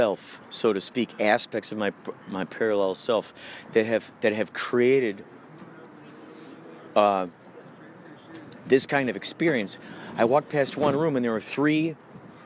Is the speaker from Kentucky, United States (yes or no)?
no; Illinois, United States; I'm from Illinois